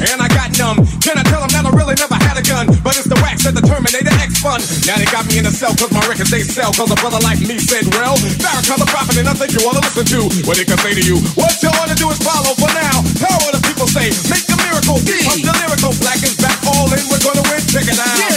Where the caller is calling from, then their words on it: Lugo, Galicia, Spain; de Lugo.